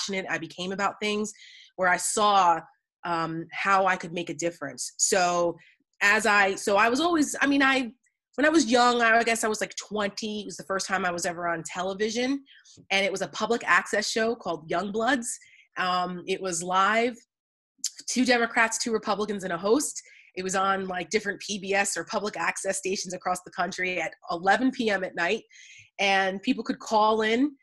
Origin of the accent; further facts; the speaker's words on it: New Jersey, United States; moved away; I'm from New Jersey originally